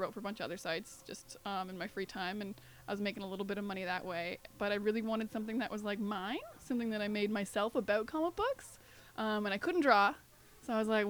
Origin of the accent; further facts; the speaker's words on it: New Brunswick, Canada; we didn't have a comic book store in my hometown. I'm from New Brunswick, real small town.